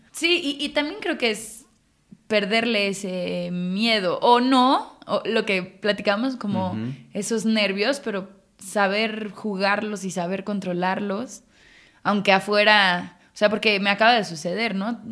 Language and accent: Spanish; Mexico City, Mexico; En la Ciudad de México, Chilanga